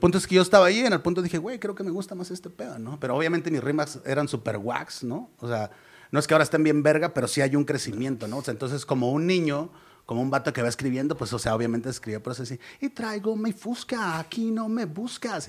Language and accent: Spanish; Ciudad Constitución, Baja California Sur, Mexico; moved away; somos de Ciudad Constitución, él también es de allá, güey. Él, yo me vine en el 99 para acá